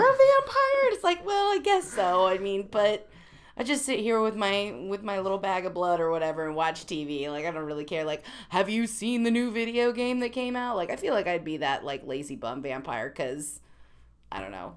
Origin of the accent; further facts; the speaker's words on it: Missouri, United States; I come from Missouri